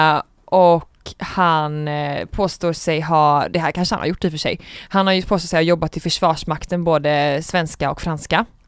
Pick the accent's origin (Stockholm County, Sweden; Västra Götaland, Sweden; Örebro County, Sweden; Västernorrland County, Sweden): Västra Götaland, Sweden; Gothenburg; är 22 år gammal från Göteborg